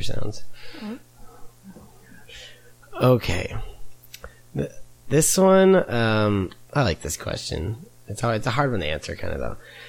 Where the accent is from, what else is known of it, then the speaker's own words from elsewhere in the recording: Brookfield, Illinois, United States; I grew up in Brookfield